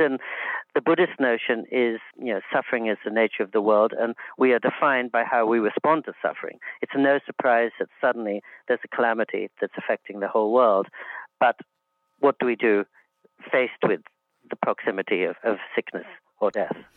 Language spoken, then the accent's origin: English; England, United Kingdom; now in United States; in England, too, when I was growing up